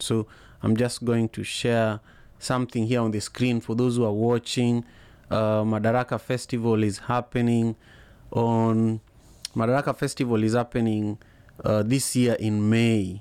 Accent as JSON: {"language": "English", "country": "Kenya", "tie": "born or raised there", "said": "growing up in Kenya"}